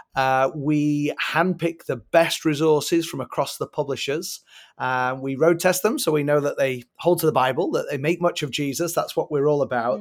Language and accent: English; England, United Kingdom; now in United States; I am originally from England, so I acknowledge I have an accent.